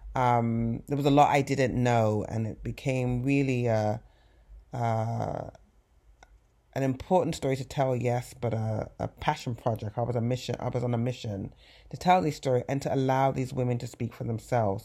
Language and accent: English; England, United Kingdom; now in United States; growing up in England